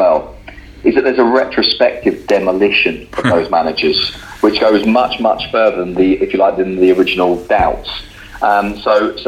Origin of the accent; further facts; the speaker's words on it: London, United Kingdom; now in Spain; I say this as a Londoner and removed a little bit from Newcastle